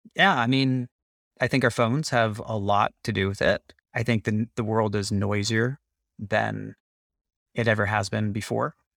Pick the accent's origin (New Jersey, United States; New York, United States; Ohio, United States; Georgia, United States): New York, United States; New York City; I grew up in New York City